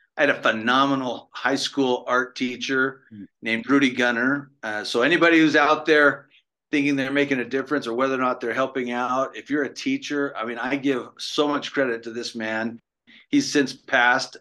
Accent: the West, born in Idaho, United States; moved away; also born or lived in East Coast; I grew up in I grew up in the West. I born in uh, Idaho, but I moved to the East

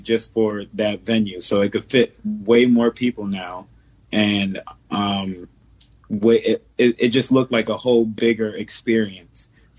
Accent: Stamford, Connecticut, United States; the hometown that we're from, well, I'm from Stanford, so is Eric.

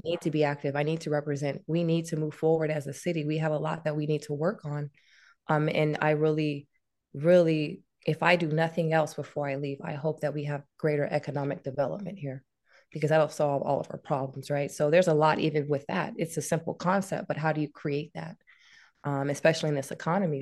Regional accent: Louisiana, United States; now in Suisun City, United States; we're from Lu-, Louisiana, so, you know, we, we'll party on a Saturday and be in church the next day

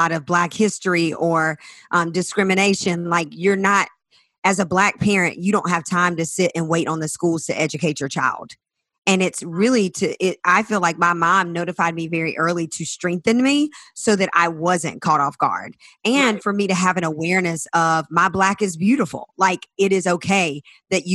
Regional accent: South Carolina, United States; I'm from the South, from South Carolina, in a small town

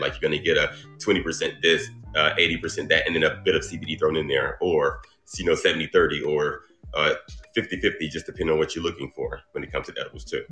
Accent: Dublin, Georgia, United States; I'm from Dublin, Georgia.

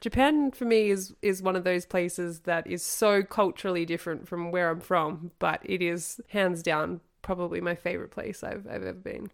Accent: Australia; moved away as an adult; growing up in Australia

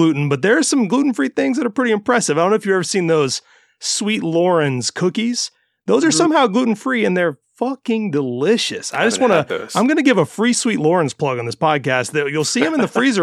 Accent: Mississippi, United States; now in Florida, United States; I grew up in Mississippi instead of Florida.

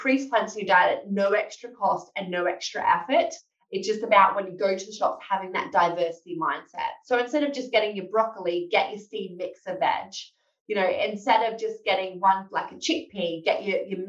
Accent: Australia; moved away as an adult; now in London, United Kingdom; I'm Australian by background. I moved over to the UK to work as a research fellow at King's College in London.

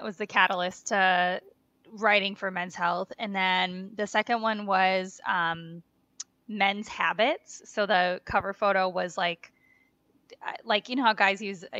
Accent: Wisconsin, United States; growing up in Wisconsin.

